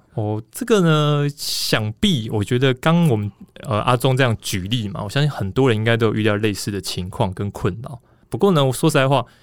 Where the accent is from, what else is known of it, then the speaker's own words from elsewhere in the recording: Taipei, Taiwan; 都一直在台北， 我就出生就是台北人这样子